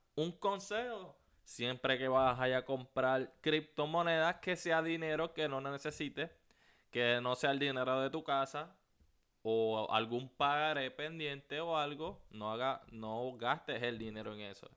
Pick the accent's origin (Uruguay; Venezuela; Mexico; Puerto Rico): Puerto Rico; now in United States; soy puertorriqueño. Eh, me mudé para los Estados Unidos